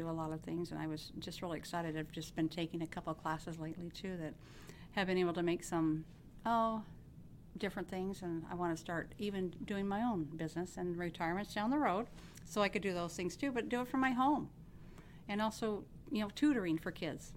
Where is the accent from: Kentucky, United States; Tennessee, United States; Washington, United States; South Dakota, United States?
Washington, United States; Benton City; Have lived in Benton City for over 55 years. This is my hometown